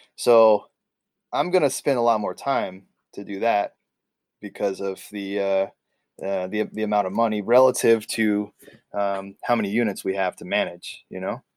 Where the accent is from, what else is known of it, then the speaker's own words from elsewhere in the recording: California, United States; moved away as an adult; now in Ketchikan, United States; here I am from California